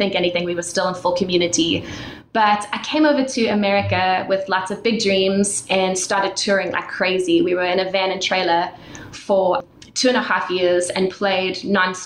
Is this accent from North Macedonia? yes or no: no; South Africa; moved away; I was born and raised in South Africa, and I was born into a Christian family.